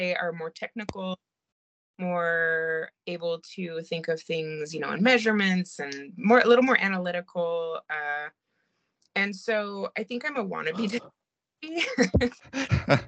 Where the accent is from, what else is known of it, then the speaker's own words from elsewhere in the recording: China; moved away; I grew up in China, and I was obsessed with going to the markets there